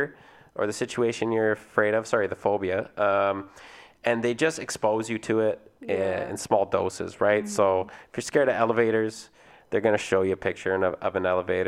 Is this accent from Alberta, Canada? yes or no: no; Vancouver, British Columbia, Canada; we're from Vancouver